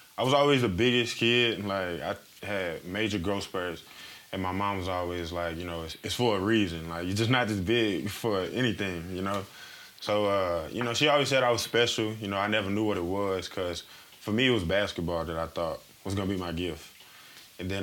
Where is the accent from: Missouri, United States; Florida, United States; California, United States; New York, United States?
Missouri, United States; I'm from Missouri